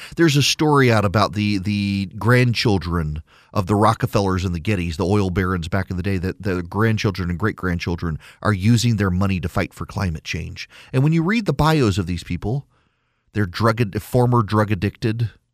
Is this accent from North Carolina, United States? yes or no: no; rural Louisiana, United States; also born or lived in Dubai; I moved home to rural Louisiana. Rural Louisiana. Until recently, the town I grew up in had no stoplight. I graduated from public school in rural Louisiana.